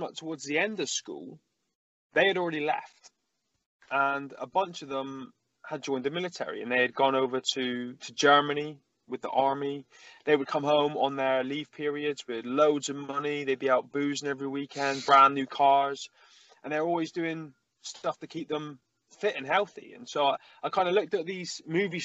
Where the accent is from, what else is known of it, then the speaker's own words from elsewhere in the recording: Plymouth, South West England, United Kingdom; I grew up in Plymouth, which is where I am right now